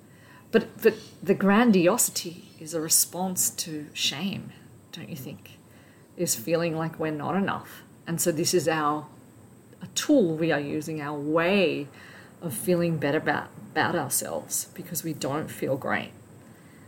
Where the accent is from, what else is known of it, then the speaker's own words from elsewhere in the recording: Australia; the culture that I grew up in Australia